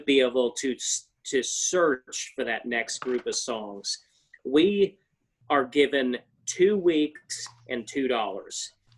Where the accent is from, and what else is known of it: small town West Virginia, United States; born or raised there